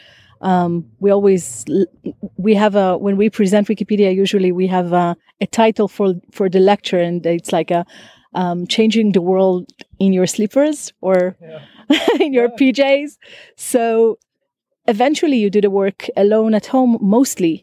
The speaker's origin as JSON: {"language": "English", "country": "Israel", "said": "I'm from Israel"}